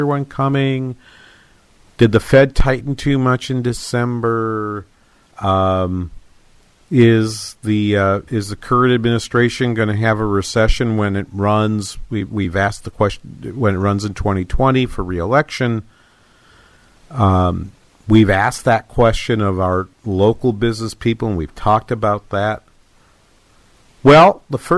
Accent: Manchester, New Hampshire, United States; also born or lived in Boston; now in Twin Cities, Minnesota, United States; I'm from Manchester, New Hampshire, up the road about 50 miles.

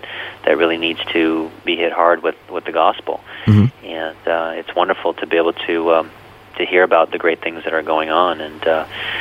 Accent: United States; Even though I was born here in the United States, I'm very much, you know, I'm very much Chinese

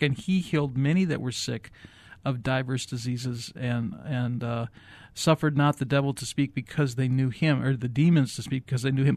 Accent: Midwest, United States; moved away; I grew up in the Midwest

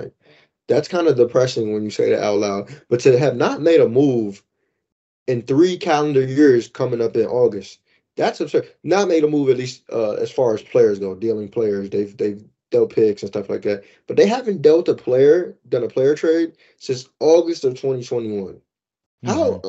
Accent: Chicago, Illinois, United States; I'm from Chicago.

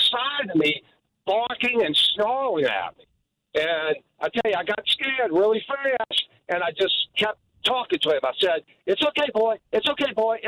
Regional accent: New Orleans, Louisiana, United States; now in Baton Rouge, United States; I'm from New Orleans, but I live up close to the Baton Rouge

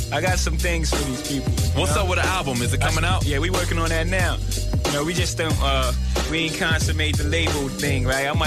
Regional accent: New York City, New York, United States; I'm originally from Brooklyn, you know.

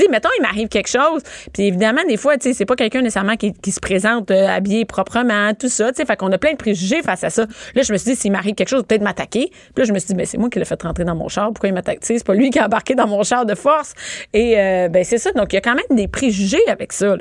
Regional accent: Rosemère, Quebec, Canada; Moi, je viens de Rosemère.

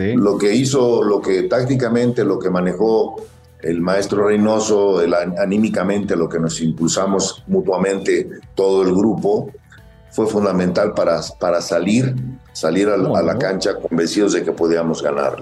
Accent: Querétaro, Mexico; moved away; also born or lived in Matamoros, Tamaulipas; donde yo crecí, no soy, no soy queretano, soy matamorense, pero soy, soy queretano de corazón

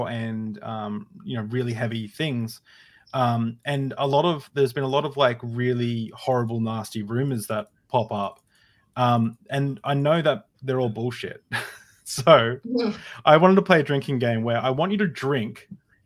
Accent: Australia; I'm Australian

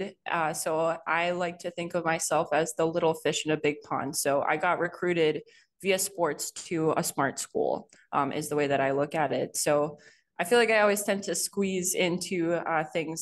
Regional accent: Boston, Massachusetts, United States; also born or lived in Boulder, Colorado; I was born in Boulder, Colorado. And then we moved to Massachusetts to continue my sister's treatment. in Boston. So around that time is I was like a pretty young kid

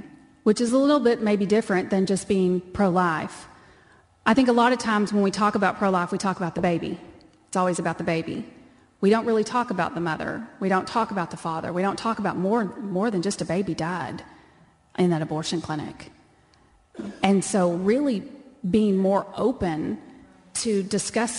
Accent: Texas, United States; I'm from Texas and that's how we talk.

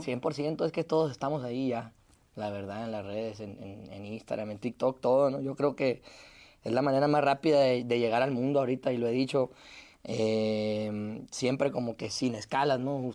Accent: Ciudad Obregón, Sonora, Mexico; de dónde vengo, que vengo de Obregón, Sonora, del desierto

